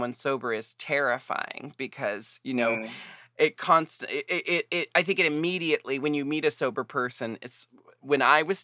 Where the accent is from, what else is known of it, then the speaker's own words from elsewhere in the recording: United States; I'm American.